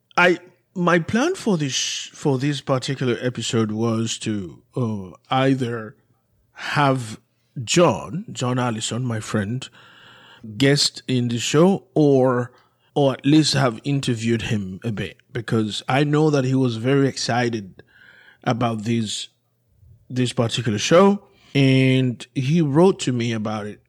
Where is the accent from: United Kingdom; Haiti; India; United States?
Haiti; moved away; growing up in Haiti